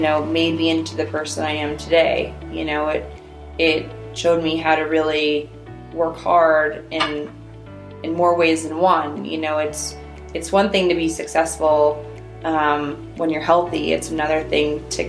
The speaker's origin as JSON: {"language": "English", "region": "Minnesota", "country": "United States", "tie": "born or raised there", "moved": "yes", "said": "growing up in Minnesota"}